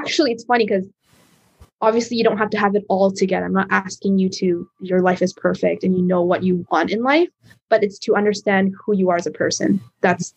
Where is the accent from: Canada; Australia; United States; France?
Canada; I'm a Canadian Chinese girl